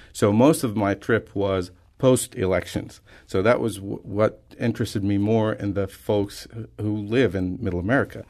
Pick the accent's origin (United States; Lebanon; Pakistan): Lebanon; I'm from Lebanon, the country